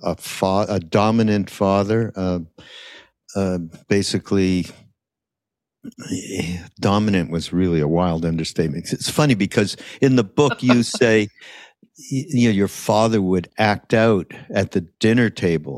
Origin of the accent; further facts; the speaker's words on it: Montreal, Quebec, Canada; We were Canadian, so we come from Montreal